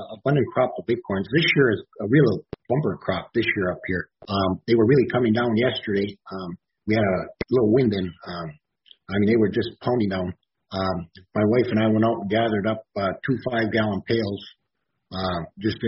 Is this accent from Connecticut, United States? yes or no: no; Marquette, Michigan, United States; I'm from Marquette, Michigan.